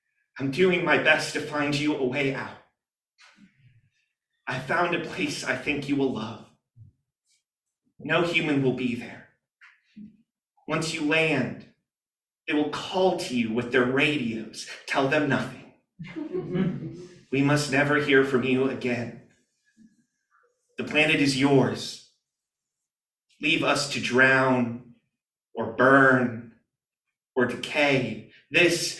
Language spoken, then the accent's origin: English; Georgia, United States; my home state of Georgia